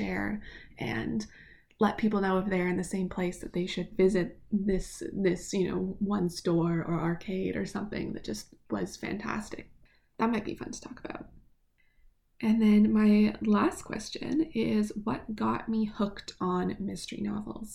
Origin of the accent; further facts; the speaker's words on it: Canada; my home country